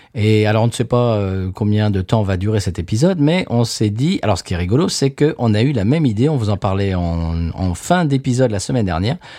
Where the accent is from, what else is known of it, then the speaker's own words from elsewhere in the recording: France; now in United States; on est français mais qu'on habite aux États-Unis